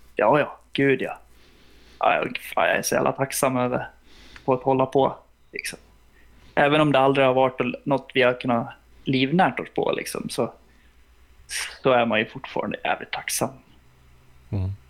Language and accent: Swedish; Sweden; vi är ju plikttrogna svenskar